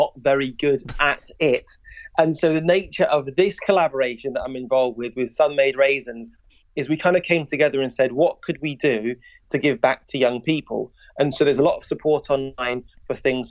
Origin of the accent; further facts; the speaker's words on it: Wolverhampton, West Midlands, United Kingdom; I'm from Wolverhampton